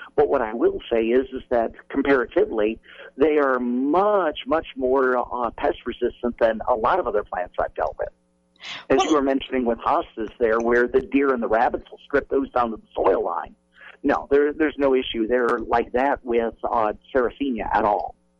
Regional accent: Michigan, United States; I was born in Michigan, and uh, the uh, mosquito is practically the state bird there

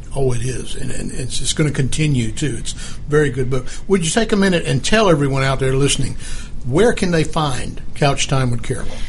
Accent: Albany, Georgia, United States; I am from the Albany, Georgia area, where I went to high school

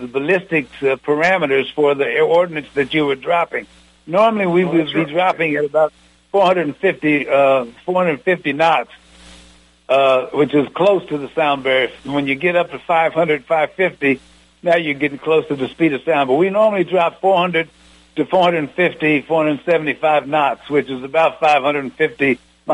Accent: Muncie, Indiana, United States; moved away as an adult; also born or lived in Nebraska; A little old country boy from orphanage in Nebraska, growing up in Muncie

